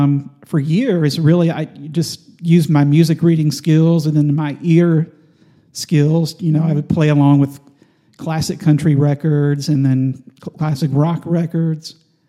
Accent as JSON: {"language": "English", "town": "Big Sandy", "region": "Tennessee", "country": "United States", "tie": "born or raised there", "said": "A small town called Big Sandy in West Tennessee, in Benton County, Tennessee, over in the Kentucky Lake."}